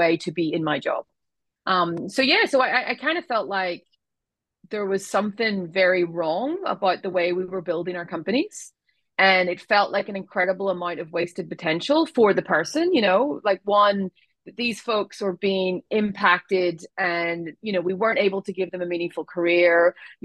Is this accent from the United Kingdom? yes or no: no; Ireland; moved away; as you can hear from my accent, I was born in Ireland. I come from a very large family